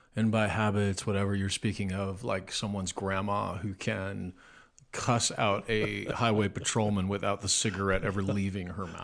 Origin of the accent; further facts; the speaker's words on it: Nebraska, United States; I'm from Nebraska, but I feel like some of the hillbillies made it to where I'm from